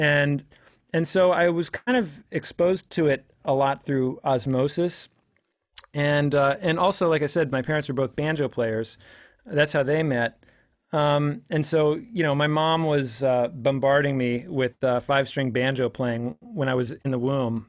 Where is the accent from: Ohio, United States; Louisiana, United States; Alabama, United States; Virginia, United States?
Virginia, United States; DC area; I'm from Virginia, kinda D C area